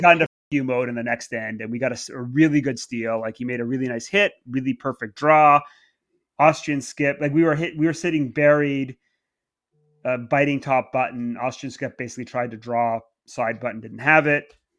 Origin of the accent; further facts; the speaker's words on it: Canada; moved away as an adult; now in England, United Kingdom; I grew up in Canada.